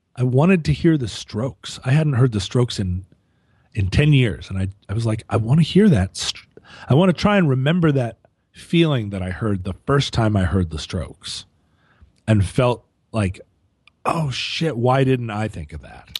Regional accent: Anchorage, Alaska, United States; moved away; also born or lived in Seattle; when I was growing up in Anchorage, I, I had a Vespa

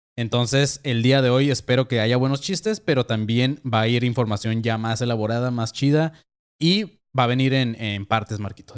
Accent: Mexico; la gente que somos de México

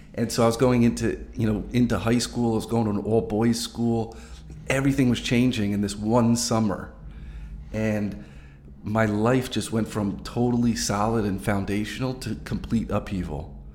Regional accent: New Jersey, United States; also born or lived in Montana; I was born and raised in New Jersey.

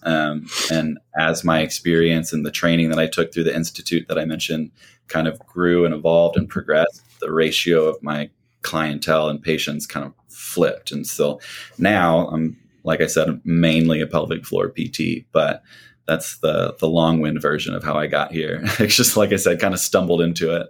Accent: Missouri, United States; moved away as an adult; now in Atlanta, United States; I grew up in Missouri

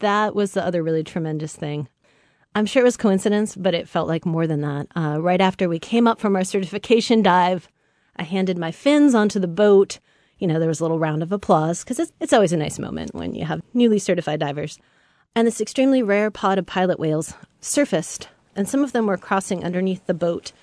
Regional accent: Samish Island, Washington, United States; now in Seattle, United States; I grew up on Samish Island, north of Seattle

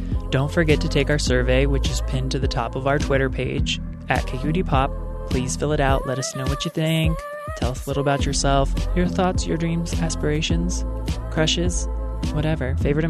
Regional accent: Maryland, United States; moved away; also born or lived in England; the Eastern Shore of Maryland, my home state.

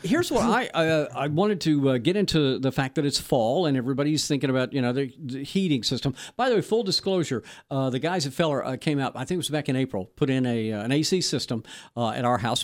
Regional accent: Texas, United States; I'm from Texas

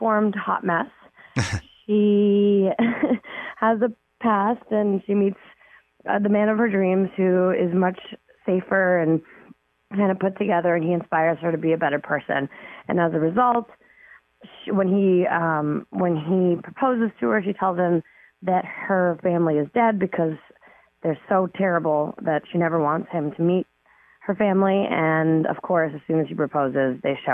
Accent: Toronto, Ontario, Canada; I grew up in Toronto

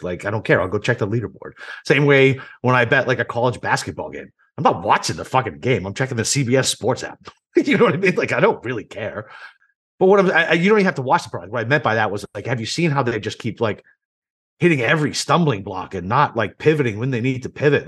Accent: Boston, Massachusetts, United States; also born or lived in Chicago / Iraq; now in Jacksonville, United States; I grew up in Boston

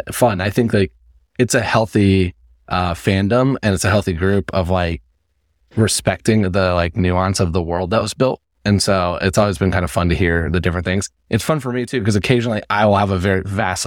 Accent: Indianapolis, Indiana, United States; moved away as an adult; now in New York, United States; Like I'm from Indiana. Like I'm not from a small town. Like I'm from Indianapolis

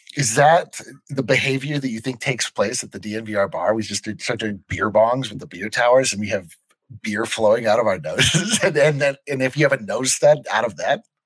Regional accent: Fort Collins, Colorado, United States; growing up in Fort Collins

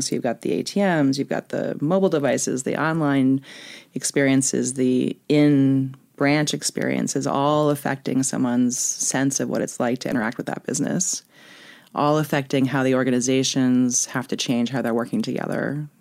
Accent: Woodstock, New York, United States; born or raised there; also born or lived in Manhattan, New York

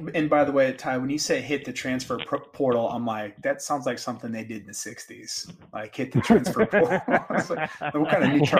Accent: Dallas, Texas, United States; moved away as an adult; also born or lived in Manhattan, Kansas; I'm from Dallas.

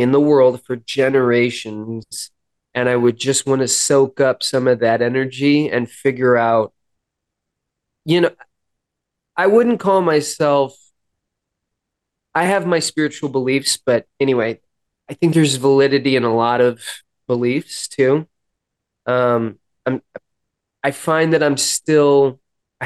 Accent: Los Angeles, California, United States; moved away; I grew up in Hollywood

